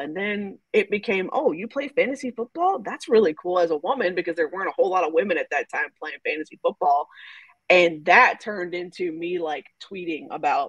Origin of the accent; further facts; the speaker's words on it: Texas, United States; So, as you know from listening to the beginning of the podcast, I am originally from Texas. And when I grew up, I was a Cowboys fan, right?